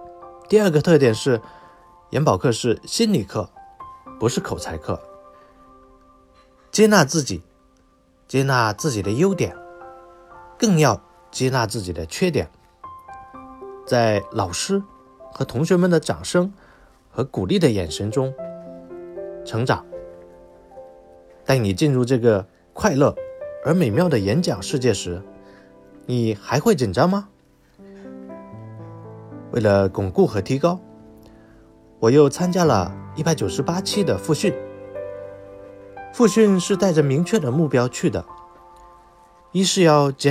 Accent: Hunan, China; 因为我老家是湖南的，并且生于龙年

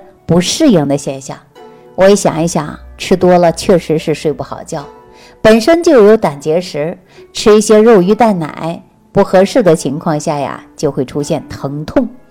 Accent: Northeast China, China; 就在我们东北老家这个地方

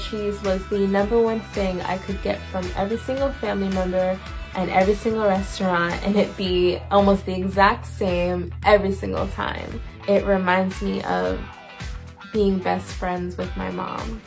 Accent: New York, United States; I'm from New York

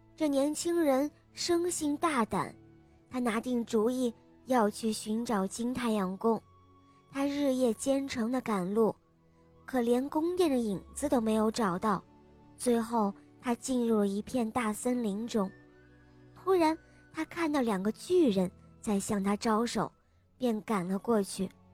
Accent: Jilin, China; 我现年六岁了，我来自吉林市

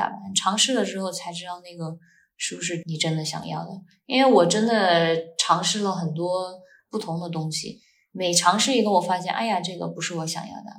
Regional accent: China; now in Dubai, United Arab Emirates; 我们在国内

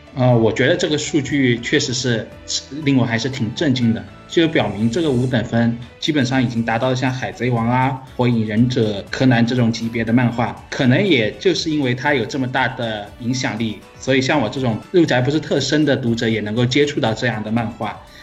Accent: Guangzhou, Guangdong, China; 我来自广州，今年十二、十六岁

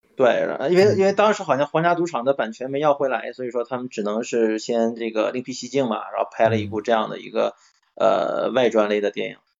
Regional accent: Dandong, Liaoning, China; 我的家乡其实是在这个丹东啊

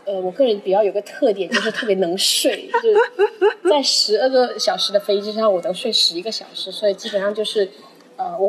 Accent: China; 就以前读书的时候，也是整个班只有我一个中国人什么的。

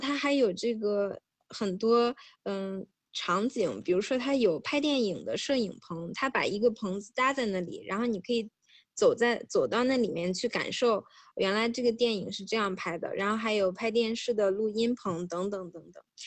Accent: Hebei, China; moved away; 作为一个土生土长的河北人

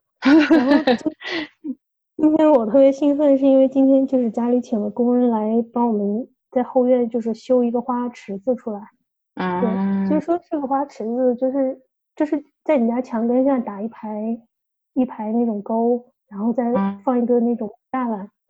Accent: China; now in Australia; 我和我老公就是从小国内长大的小孩儿

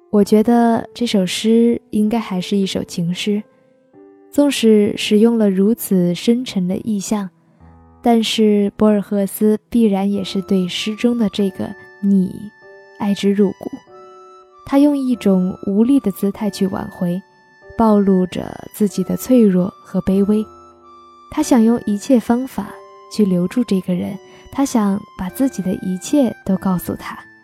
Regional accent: Guilin, Guangxi, China; 我在我的家乡广西桂林向你问好

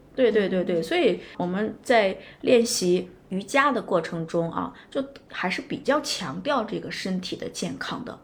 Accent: China; 我们中国人

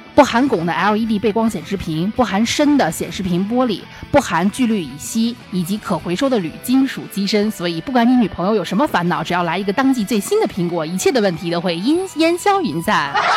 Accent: Northwest China, China; 我是西北人

